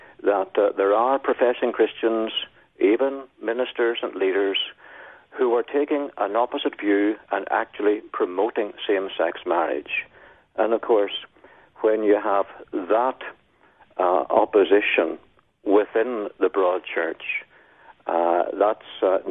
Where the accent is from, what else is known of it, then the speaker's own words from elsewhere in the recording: Northern Ireland, United Kingdom; moved away as an adult; also born or lived in Melbourne, Australia; now in Taree, Australia; I was in Northern Ireland. And I was a minister there for 16 years. So I can't change my accent, no matter how hard I try